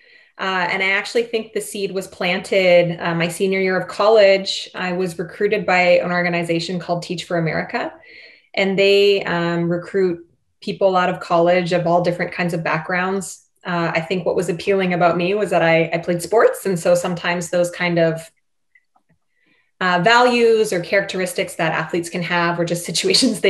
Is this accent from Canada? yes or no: yes; Canada; accent: Canadian; my Canadian accent